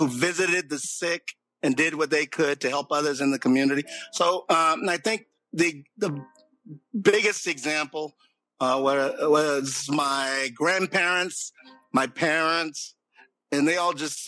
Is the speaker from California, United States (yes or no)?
no; Burlington, North Carolina, United States; I grew up in Burlington, North Carolina